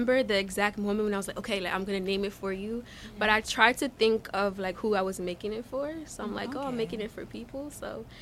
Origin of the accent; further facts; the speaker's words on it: Newark, New Jersey, United States; also born or lived in Nigeria; I live in Newark. I've been living in Newark since I came to America when I was three